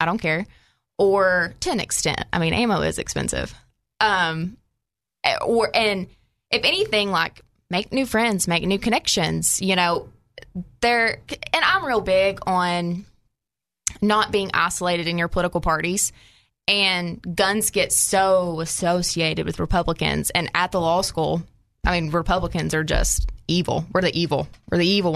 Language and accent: English; Paragould, Arkansas, United States; So I lived in small town Arkansas. I'm from Paragold